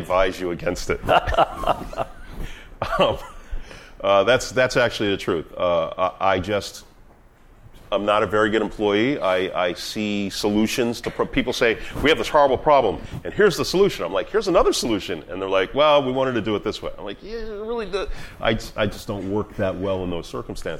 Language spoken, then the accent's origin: English; Boston, Massachusetts, United States; I was born and raised in Boston